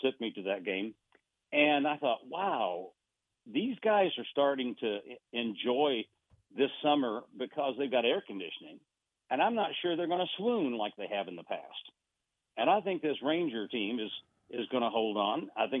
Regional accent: Buenos Aires, Argentina; I actually was raised overseas. Okay, I was raised, I was born and raised in Buenos Aires, Argentina.

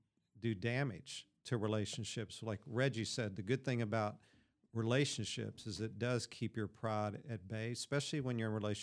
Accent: Kentucky, United States; born there; Oh, yeah, that's right. I was born in Kentucky.

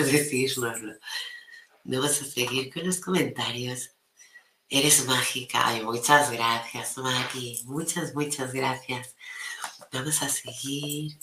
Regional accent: Maresme, Catalonia, Spain; mi pueblo

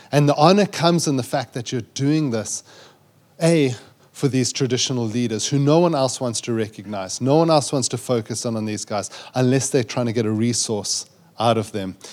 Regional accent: South Africa; accent: South African; moved away as an adult; also born or lived in Zambia; growing up in South Africa

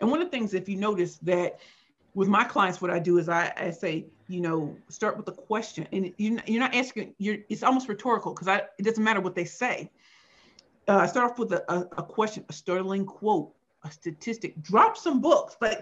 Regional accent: St. Louis, Missouri, United States; now in Brooklyn, New York, United States; I grew up in St. Louis, Missouri, and it was rough life.

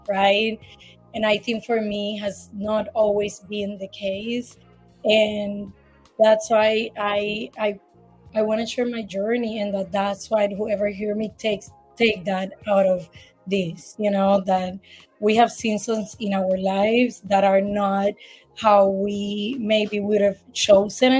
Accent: Puerto Rico; moved away; also born or lived in California / Florida; I am from Puerto Rico, born and raised.

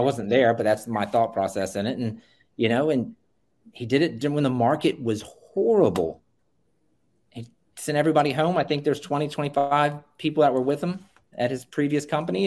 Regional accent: Virginia Beach, Virginia, United States; Virginia Beach, Virginia. Uh, it's my hometown.

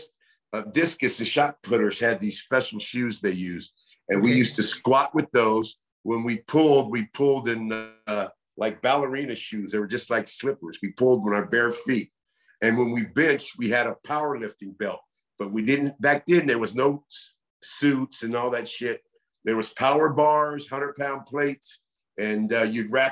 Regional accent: the Bay Area, Northern California, United States; Growing up in Northern California, the Bay Area, San Francisco, Oakland, San Jose, Sunnyvale

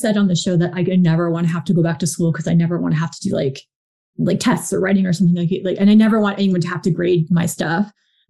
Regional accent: New Jersey, United States; because I'm from New Jersey

